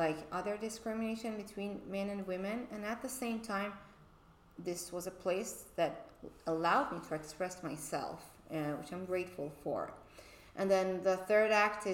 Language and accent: English; Tehran, Tehran Province, Iran; moved away as an adult; also born or lived in Boston; now in Los Angeles, United States; I moved from Tehran, Iran, 11 years ago to Boston. And in Iran, I wasn't allowed to study music academically